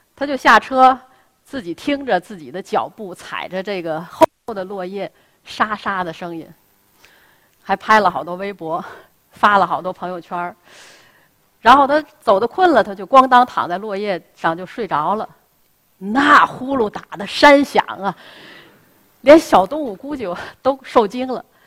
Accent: Tianjin, China; 我出生在南开大学，那是我出生和成长的地方

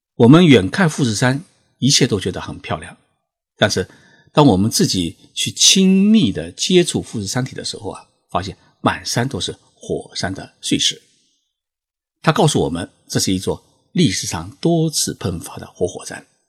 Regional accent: China; 他们得知我是中国人

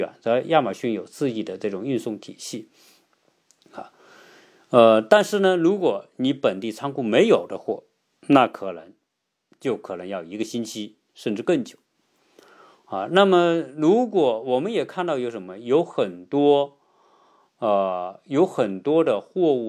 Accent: China; now in United States; 因为我们从中国来，在中国已经形成了这个网上购买的习惯。到了美国呢，自然也是啊，习惯于用这些网络购买的方式。

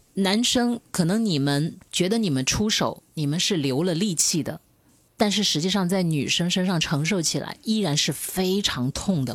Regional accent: Hunan, China; 因为我是湖南女人

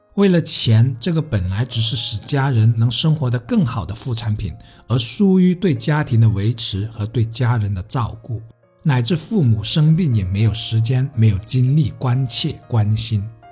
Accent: Heyuan, Guangdong, China; moved away as an adult; 从广州搬回我家乡所在的城市，河源

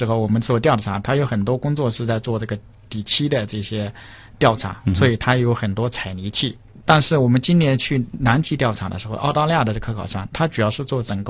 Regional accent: Yangtze River, China; 我之前是在长江边长大的，我吃的都是淡水鱼。

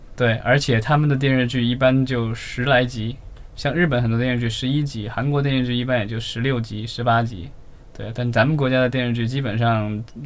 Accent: Jiangxi, China; 我来自于江西的，很多的这个，就是南方的这个家庭

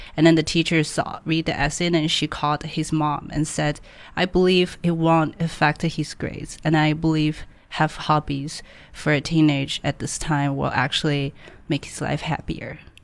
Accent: Hangzhou, Zhejiang, China; English is a second language; moved away as an adult; now in Shanghai, China; I born and grew up in Hangzhou.

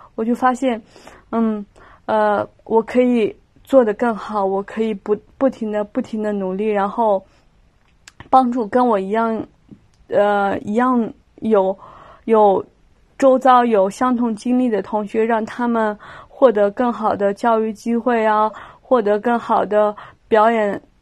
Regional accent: Lanzhou, Gansu, China; moved away as an adult; also born or lived in Shanghai; 我是兰州人嘛，我到上海上学，然后首先是不适应，因为我是一个北方人

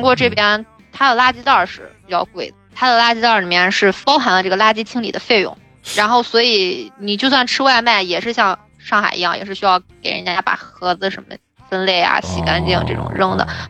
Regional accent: China; moved away as an adult; now in South Korea; 作为中国人来说，我就是觉得水果就要吃新鲜的

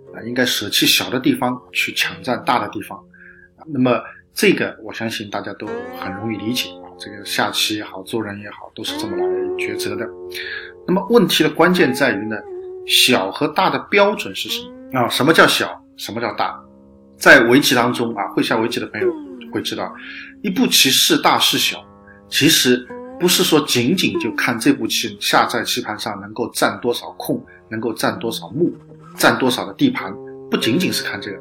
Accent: China; 我们中国人讲

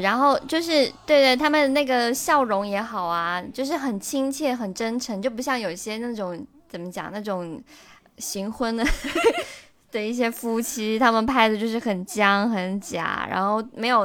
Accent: Shenzhen, Guangdong, China; moved away as an adult; now in Qingdao, China; 我不能说我是一个土生土长的深圳人，但是毕竟在那里生活了将近三十年

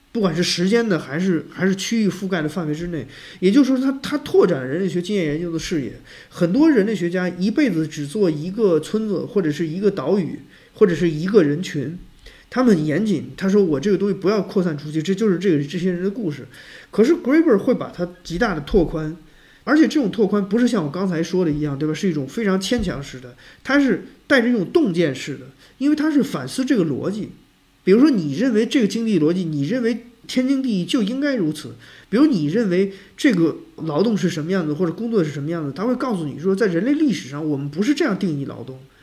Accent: China; 我们中国人的生存经历

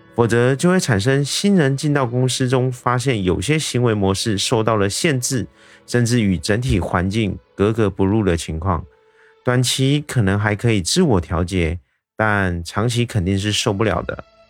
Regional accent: Taiwan; 我是一位来自台湾

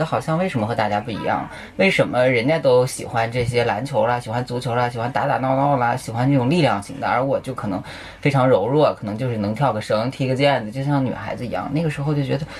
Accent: Shanxi, China; moved away as an adult; now in Beijing, China; 我是山西人

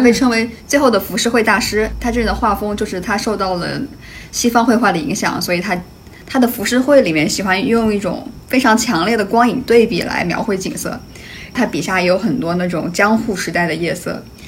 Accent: Hunan, China; now in New York, United States; 我是湖 南人嘛，然后我们湖南就是到了十月份都还特别特别热的那种

